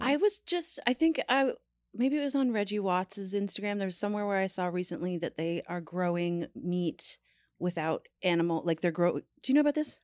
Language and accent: English; Newfoundland and Labrador, Canada; I'm from Newfoundland